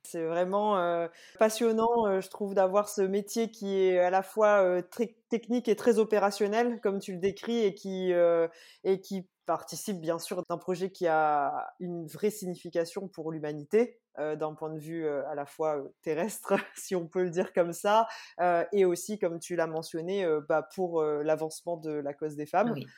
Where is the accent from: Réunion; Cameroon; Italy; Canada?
Réunion; quand on vient de la Réunion